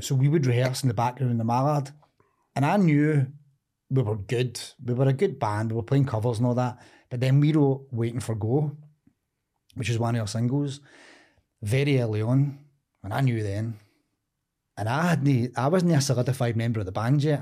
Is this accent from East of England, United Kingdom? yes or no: no; Cumbernauld, Scotland, United Kingdom; also born or lived in Drumchapel, Glasgow; Moved to Cumbernauld. I think I was, like, five, going on six, just starting primary school